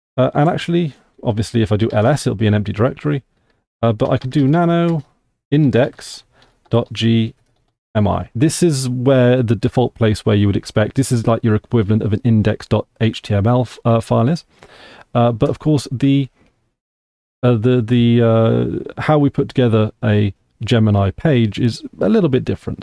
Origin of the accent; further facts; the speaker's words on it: United Kingdom; I am from the United Kingdom of Great Britain, Northern Ireland